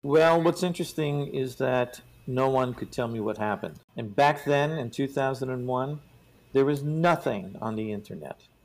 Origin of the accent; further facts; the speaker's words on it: New York, United States; I'm I'm from New York